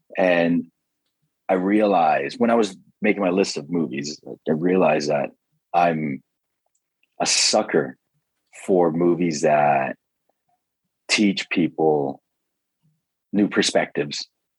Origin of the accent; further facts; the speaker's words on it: Scarborough, Ontario, Canada; I guess growing up in Scarborough, you didn't really see that sort of segregation.